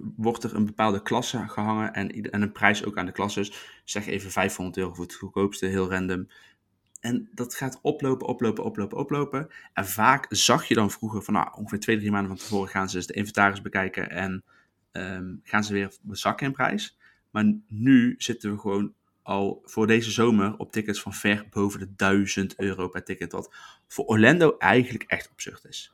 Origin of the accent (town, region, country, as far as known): Netherlands